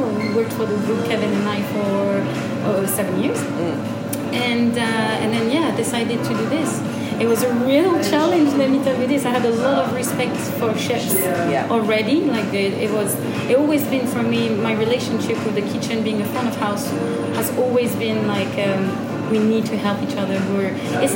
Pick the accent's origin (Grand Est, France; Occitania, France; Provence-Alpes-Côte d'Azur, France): Occitania, France; Gers; moved away as an adult; also born or lived in Agen / Birmingham / Switzerland / United States; I'm from the département Gers. I was born in Agen